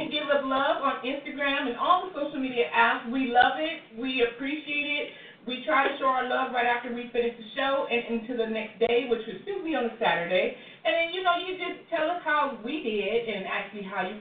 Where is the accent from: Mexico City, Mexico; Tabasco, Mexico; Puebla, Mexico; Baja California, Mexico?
Mexico City, Mexico; moved away; also born or lived in France; I'm a Mexican actress. I come from Mexico City, the capital, and I lived in France for eight years. I speak five